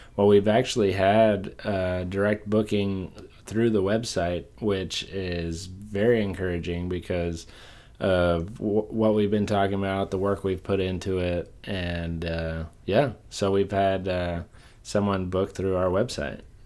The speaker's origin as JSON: {"language": "English", "area": "Port Isabel area", "region": "South Texas", "country": "United States", "tie": "born or raised there", "moved": "yes", "lives_now": "Houston, United States"}